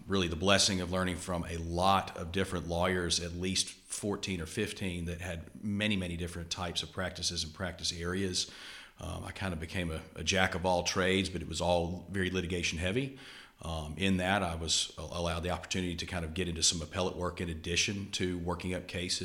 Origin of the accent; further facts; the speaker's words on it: Montgomery, Alabama, United States; also born or lived in Charlottesville, Virginia / Washington, D.C. / Birmingham, Alabama; I grew up here in Montgomery on LeBron Avenue over in Old Cloverdale. I went to high school here at Montgomery Academy